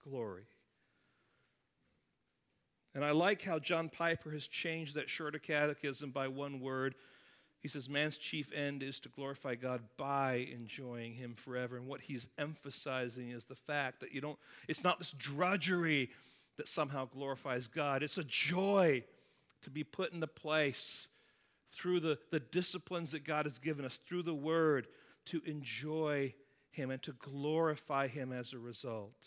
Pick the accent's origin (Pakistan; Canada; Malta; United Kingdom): United Kingdom; England; now in United States; My home country of England